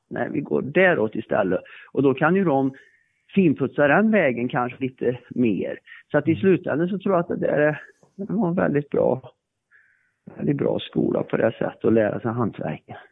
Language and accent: Swedish; Värmland, Sweden; jag kommer ju från Värmland